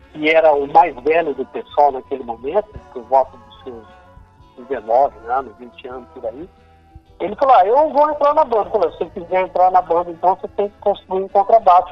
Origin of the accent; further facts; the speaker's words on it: Salto Grande, São Paulo, Brazil; now in Assis, Brazil; eu sou do estado de Salto Grande, que é próximo aqui de, de Assis